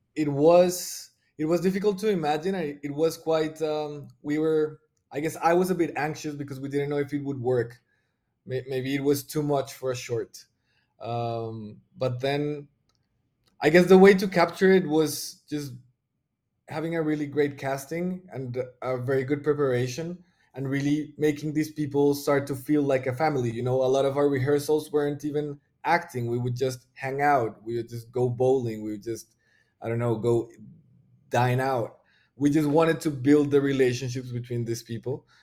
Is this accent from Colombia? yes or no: yes; Bogota, Bogotá Capital District, Colombia; I'm from Bogota, which is the, like, the biggest city in Colombia